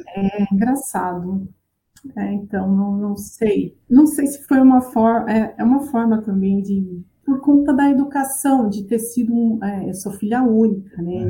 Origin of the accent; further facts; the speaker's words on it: Apiaí, São Paulo, Brazil; moved away as an adult; also born or lived in Paraná; Eu cresci na zona rural do município de Apiaí, que é interior de São Paulo